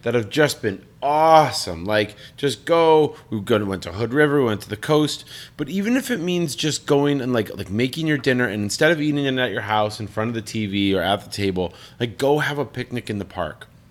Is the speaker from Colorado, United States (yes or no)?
yes; Colorado Springs, Colorado, United States; moved away as an adult; I'm from Colorado Springs